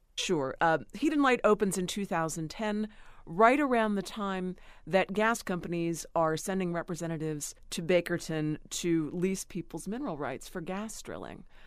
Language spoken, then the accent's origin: English; Cambria County, Pennsylvania, United States; the town where I grew up in Cambria County